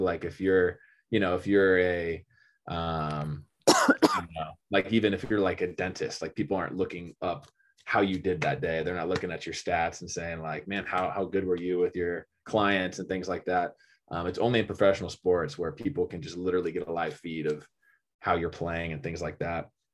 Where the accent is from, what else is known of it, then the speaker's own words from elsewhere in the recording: Austin, Texas, United States; also born or lived in California; I moved to Texas when I was, uh, in third grade. I guess I was, like, eight or nine or something like